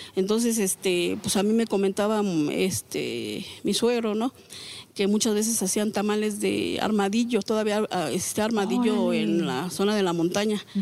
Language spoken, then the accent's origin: Spanish; Xochicuautla, State of Mexico, Mexico; la comunidad que yo vengo de Xochicuautla